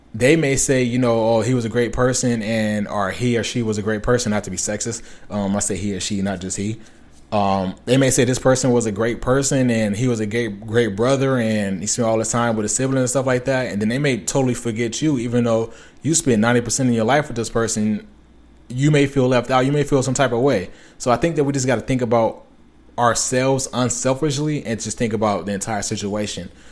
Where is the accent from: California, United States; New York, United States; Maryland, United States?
California, United States; Los Angeles; I'm from Los Angeles, California, or from the area within Los Angeles, Los Angeles, California.